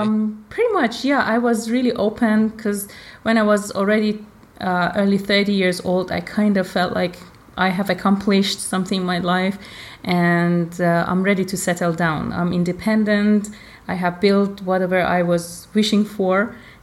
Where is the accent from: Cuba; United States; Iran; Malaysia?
Iran; born there; I was born in Iran.